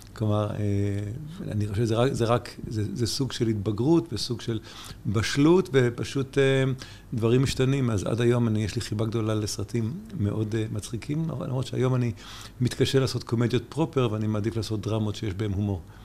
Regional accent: New York, United States; now in Israel; גם גדלתי בניו יורק

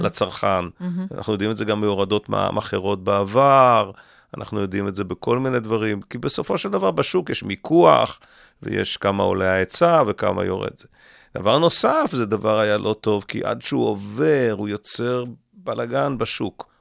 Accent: Israel; אני גדלתי בקיבוץ לא רחוק מכאן

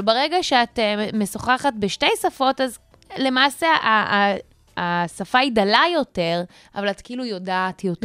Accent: South Africa; now in Israel; נולדתי במדינה בדרום אפריקה, אני לא עכשיו אה, דוברת אנגלית פרפקט

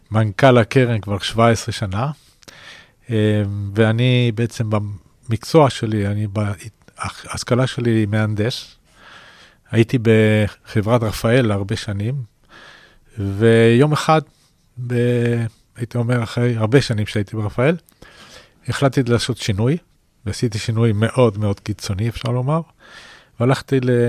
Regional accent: Chile; first language Spanish; Hebrew is a second language; now in Israel; אני אגב לא נולדתי בארץ, אני ילד צ'ילה. עליתי לארץ בש...

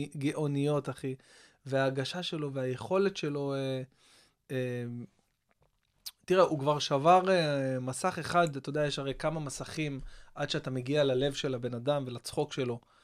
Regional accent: Israel; אני מכאן

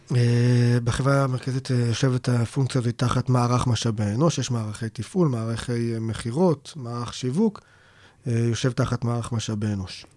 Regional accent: Israel; also born or lived in Nir Banim, near Kiryat Gat; בבסיס שלנו, אנחנו ישראלים

